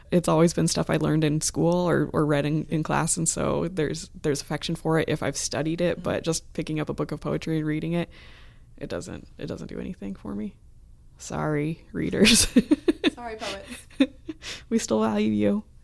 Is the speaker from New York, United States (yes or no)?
no; Columbus, Ohio, United States; which Yay. is my hometown, so